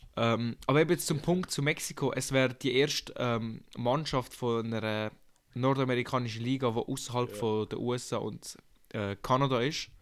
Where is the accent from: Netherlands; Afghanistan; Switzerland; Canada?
Switzerland; Wir sind ja Schweizer, wir sind da Schweizer genau